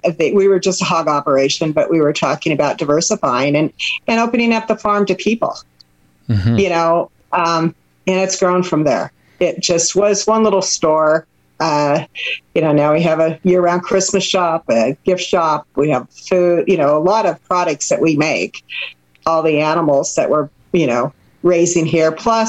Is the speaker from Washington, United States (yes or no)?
yes; Seattle, Washington, United States; moved away; I'm from Seattle.